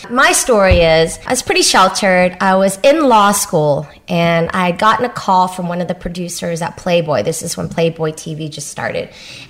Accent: Vietnam; born there; I'm Asian, first of all, second generation Asian, but I was born in Vietnam, which makes me even more conservative than the Asians born here nowadays.

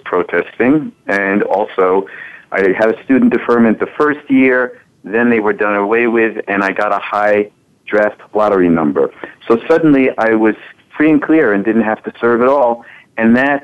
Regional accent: New York City, New York, United States; I grew up in New York City around a lot of Holocaust survivors

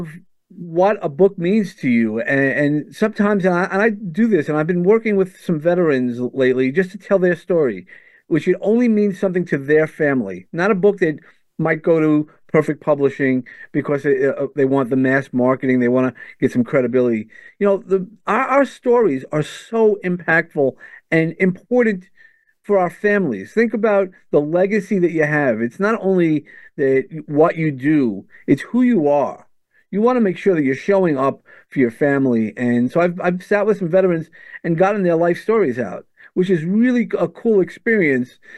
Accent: New York City, New York, United States; accent: New Yorker; also born or lived in San Antonio, Texas; now in Long Island, United States; I grew up in Brooklyn

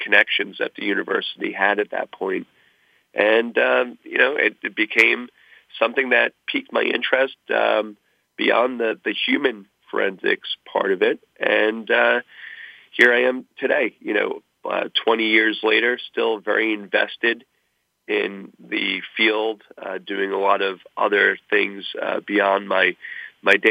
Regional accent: Long Island, New York, United States; moved away as an adult; also born or lived in New Haven / California / West Virginia; my school was not too far away from where I grew up on Long Island.

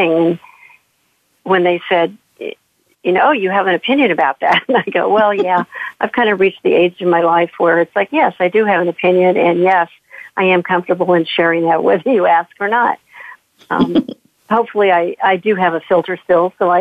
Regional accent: St. Louis, Missouri, United States; As someone in my 60s who has grown up and lived and worked and had a career and now have a business of my own in the Midwest, or in St. Louis

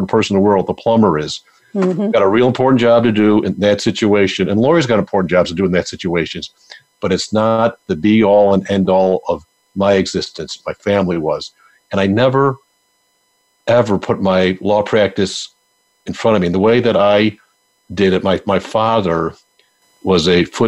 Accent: Buffalo, New York, United States; moved away; I'm from Buffalo, New York. Big Buffalo Bills fan

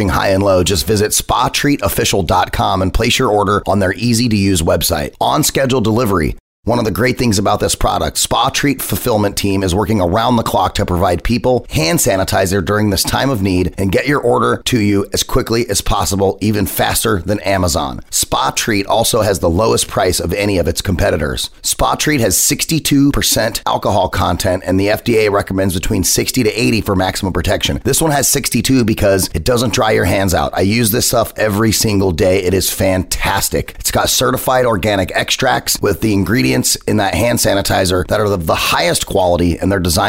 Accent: Southwest, United States; I'm from the South, but I'm from the Southwest

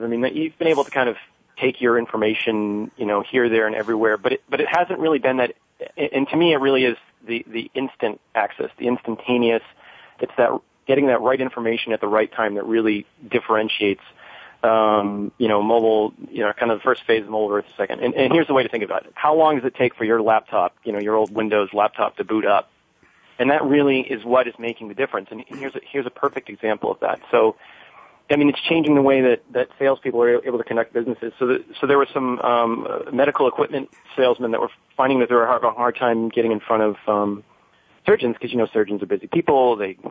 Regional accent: Maine, United States; now in Seattle, United States; I grew up on the East Coast up in Maine

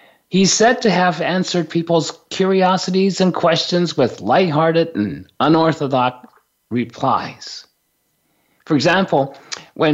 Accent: Japan; growing up in Japan

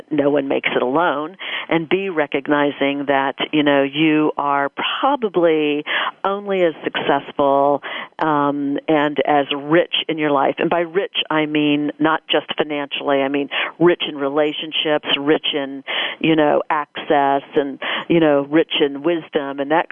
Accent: Dayton, Ohio, United States; moved away as an adult; now in Dallas, United States; I grew up in Dayton, Ohio, the little D, to move much later in life to the big D, Dallas

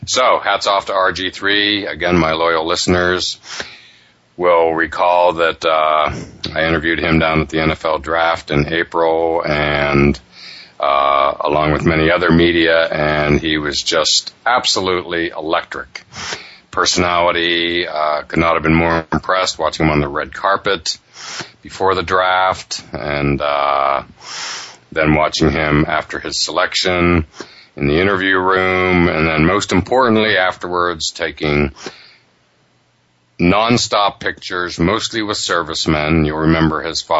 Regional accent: Western Pennsylvania, United States; moved away; I'm from Western Pennsylvania

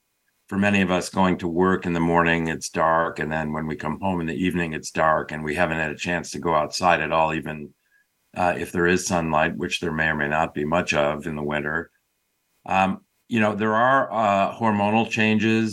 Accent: Chicago, Illinois, United States; now in Bay Area, California, United States; I grew up outside of Chicago

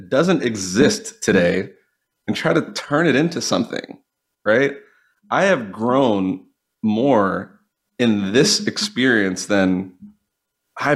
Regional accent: Swampscott, Massachusetts, United States; also born or lived in Brookline, Massachusetts; I grew up outside of Boston in originally a small town called Brookline, and then from there, a small town called Swampscott

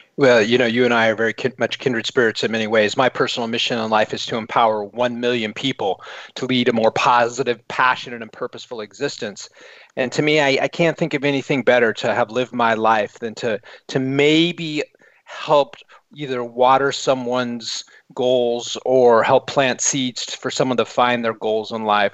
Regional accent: United States; as an American in the United Kingdom

